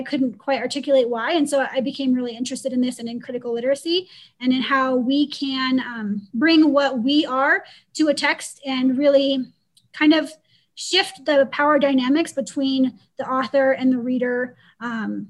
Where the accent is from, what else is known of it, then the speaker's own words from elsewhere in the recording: Pacific Northwest, United States; moved away as an adult; also born or lived in Georgia; I'm from the Pacific Northwest